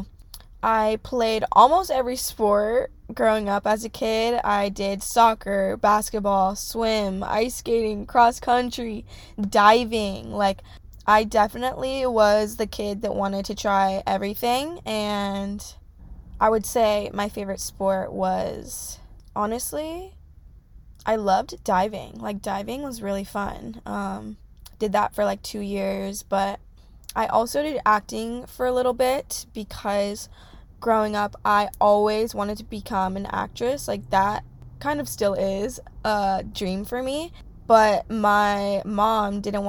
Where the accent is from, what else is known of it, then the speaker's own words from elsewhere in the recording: California, United States; I'm grateful that I grew up in California. California is so hard to leave because once you grow up here, it's like there's nothing better.